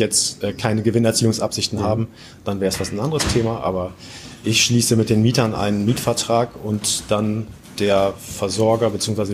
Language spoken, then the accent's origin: German; Oldenburg, Lower Saxony, Germany; komme aus dem Norden Deutschlands und zwar aus Oldenburg